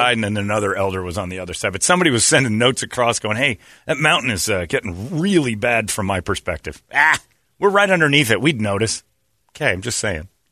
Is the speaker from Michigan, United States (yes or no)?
no; Mesa, Arizona, United States; I grew up in Mesa